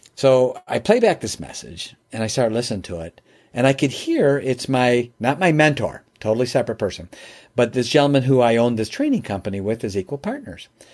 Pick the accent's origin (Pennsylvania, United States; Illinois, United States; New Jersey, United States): Illinois, United States; Chicago; moved away as an adult; now in Michigan, United States; I'm from Chicagoland area. I live in Michigan now, but back then I was in Chicago